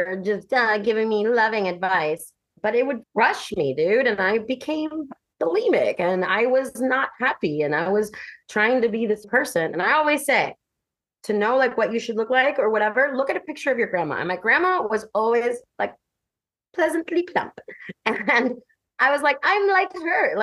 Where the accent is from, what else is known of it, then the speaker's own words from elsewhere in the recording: Miami, Florida, United States; I'm from Miami